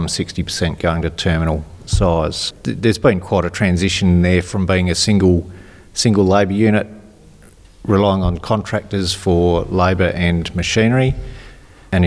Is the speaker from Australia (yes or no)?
yes; Inman Valley, South Australia, Australia; now in Coombe, Australia; I grew up in Inman Valley